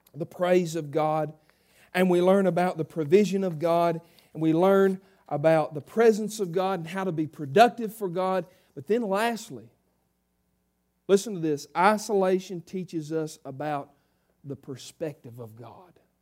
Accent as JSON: {"language": "English", "town": "South Harmony", "country": "United States", "said": "I'm a redneck from South Harmony"}